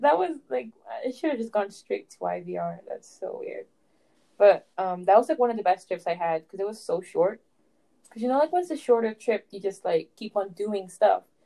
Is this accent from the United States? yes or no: no; Canada; I'm from Canada